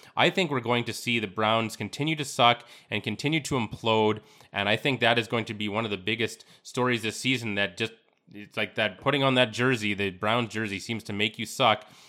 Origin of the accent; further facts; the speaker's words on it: Yorkton, Saskatchewan, Canada; I'm from Yorkton, Saskatchewan.